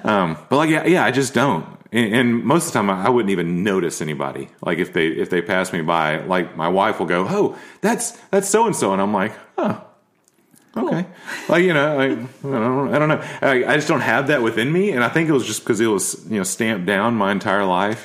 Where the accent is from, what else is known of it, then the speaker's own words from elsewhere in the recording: Nashville, Tennessee, United States; growing up in Nashville, there's a code here